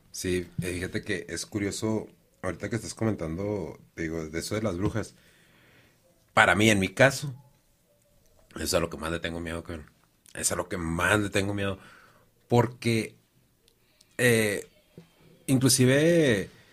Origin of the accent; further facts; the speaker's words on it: Mexico; yo soy de la Zapata